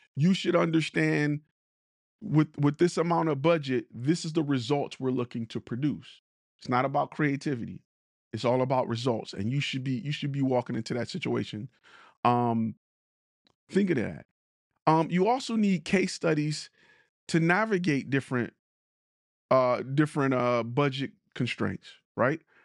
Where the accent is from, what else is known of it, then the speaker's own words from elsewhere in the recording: Detroit, Michigan, United States; I'm from Detroit.